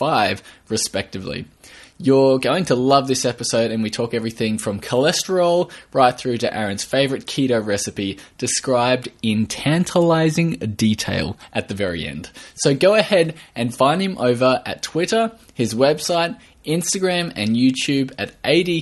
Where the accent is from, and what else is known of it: Australia